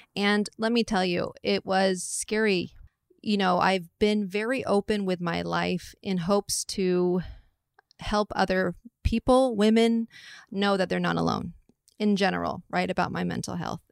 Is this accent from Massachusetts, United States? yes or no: no; Atherton, California, United States; I'm from the Bay Area, from, like, Atherton, Palo Alto area